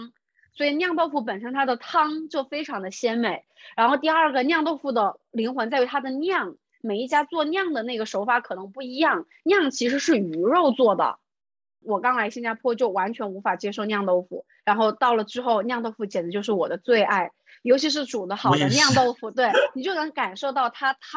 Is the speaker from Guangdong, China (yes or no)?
no; Hubei, China; moved away as an adult; also born or lived in Singapore; 我从小出生在湖北嘛，然后大学也在湖北读的